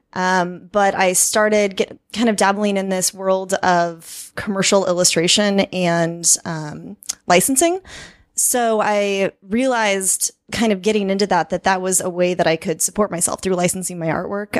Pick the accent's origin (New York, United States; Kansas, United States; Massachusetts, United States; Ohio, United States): Kansas, United States; Kansas City; moved away as an adult; now in Chiang Mai, Thailand; I was actually born and raised on the Kansas side